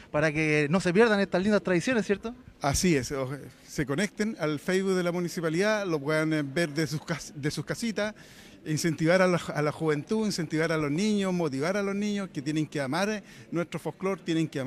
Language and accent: Spanish; Chile; Como buen chileno tenemos que llevarla en el alma.